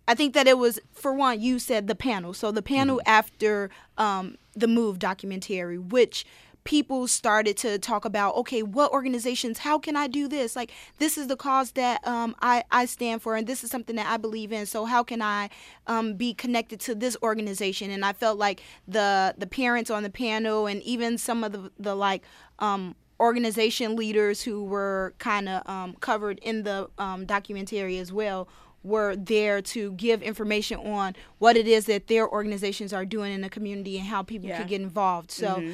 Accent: Chicago, Illinois, United States; moved away as an adult; now in Rochester, United States; I'm from Chicago.

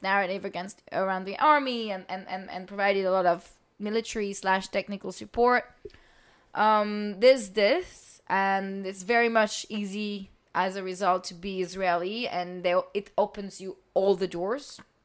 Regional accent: France; moved away as an adult; also born or lived in New York / South Sudan; I'm from France

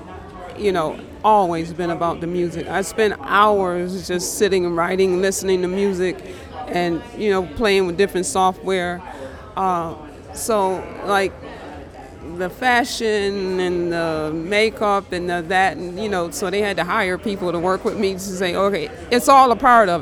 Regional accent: Rochester, New York, United States; From Rochester, New York

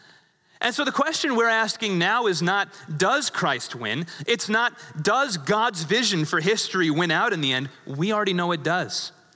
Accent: England, United Kingdom; born there; I was born in England. I think I get a pass on this one. I have a little bit of British blood in me

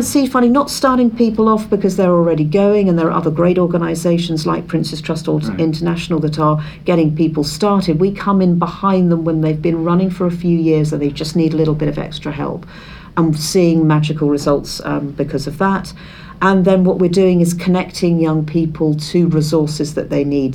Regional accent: Isle of Wight, South East England, United Kingdom; we were growing up on the Isle of Wight.

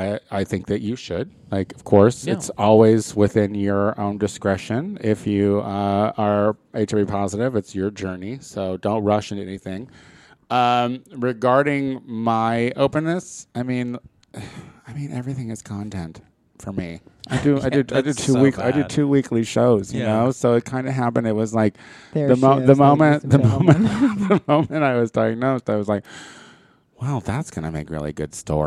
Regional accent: Tel Aviv, Tel Aviv District, Israel; The problem is, I'm from Tel Aviv, Israel, and there is not enough Tony around.

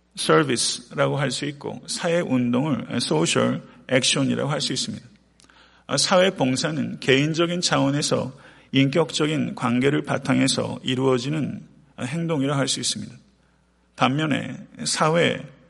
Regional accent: South Korea; now in United States; 태평양을 건너서 미국에 살고 있는 우리로서 고국과 사랑하는 조국과 일정 정도의 거리를 떨어져 있는 우리로서

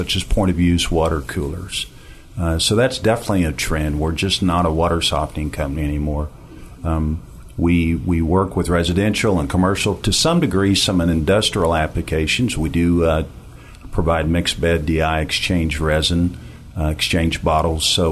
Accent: Ponca City, Oklahoma, United States; I come from Ponca City, Oklahoma

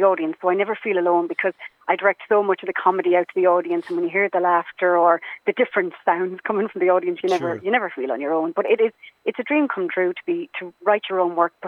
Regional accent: Enniscrone, Connacht, Ireland; I'm from Inniscrone

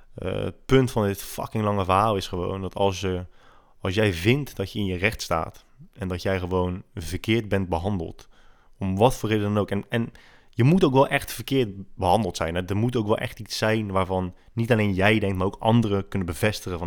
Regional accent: Netherlands; als Nederlanders

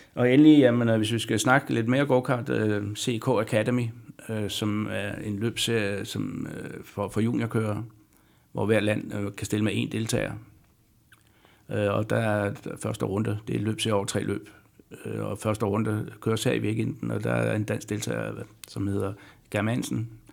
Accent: Denmark; som dansker

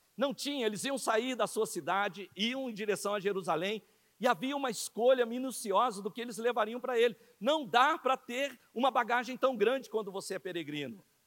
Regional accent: Brazil; Nós que somos aqui do Brasil

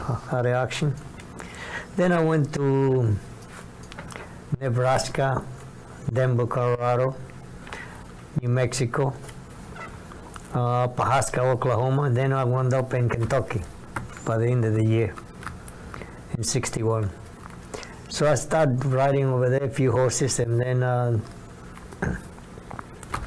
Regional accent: Panama; moved away as an adult; also born or lived in New York City; now in United States; I grew up in Panama, but 300 miles away

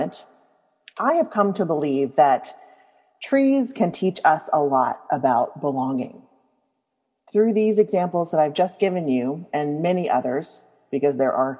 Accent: Louisiana, United States; I grew up in Louisiana

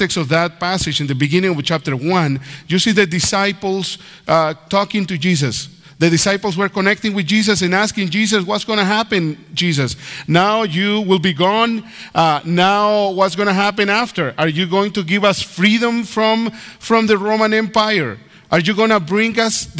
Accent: Nicaragua; first language Spanish; English is a second language; also born or lived in Canada; now in United States; I was born in Nicaragua.

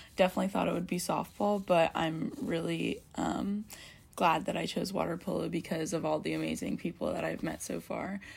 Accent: Bay Area, California, United States; now in Orange, United States; I'm from the Bay Area, but I'm usually living in Orange

